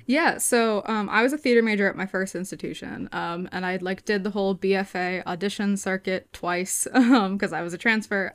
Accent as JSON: {"language": "English", "town": "Newton", "region": "Massachusetts", "country": "United States", "tie": "born or raised there", "said": "this is home for me."}